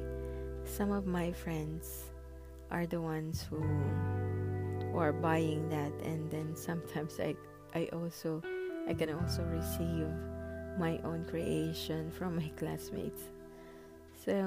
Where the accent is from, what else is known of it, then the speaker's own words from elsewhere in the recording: Philippines; our culture as a Filipino people, we are taught to help others